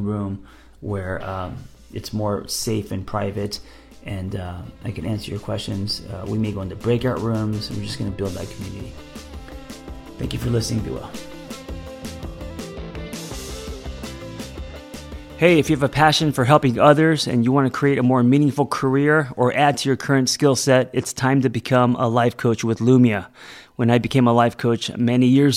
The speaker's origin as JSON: {"language": "English", "country": "United States", "said": "I'm American"}